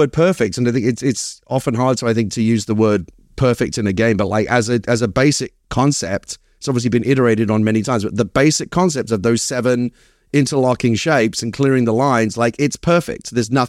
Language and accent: English; Hackney, London, United Kingdom; accent: Cockney; now in United States; I have a proper working class Cockney background. I was raised in Hackney, in East London. And yeah, I get very nostalgic for it sometimes. I haven't been back in years.